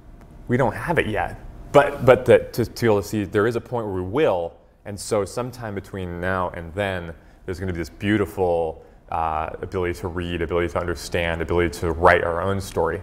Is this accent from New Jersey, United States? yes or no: no; Hawaii, United States; my parents are oil painters, and so growing up in Hawaii, they would kind of, you know, drag me out to go painting with them.